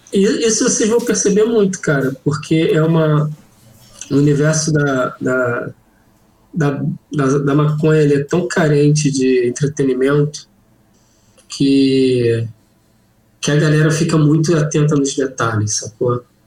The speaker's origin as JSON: {"language": "Portuguese", "region": "Rio de Janeiro", "country": "Brazil", "said": "Eu sou do Rio."}